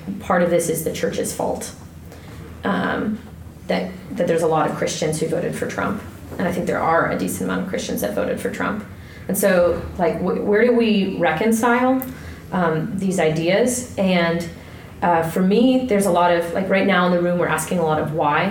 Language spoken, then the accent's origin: English; Ohio, United States; moved away as an adult; also born or lived in Kentucky / Iowa / San Antonio, Texas; I'm from Ohio, originally, and I went to college in Kentucky, and then I lived in Iowa, and then I lived in San Antonio, Texas